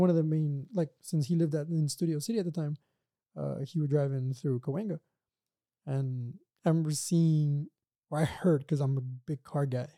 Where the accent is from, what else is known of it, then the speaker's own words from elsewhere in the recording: Brownsville, Texas, United States; now in Los Angeles, United States; I'm from South Texas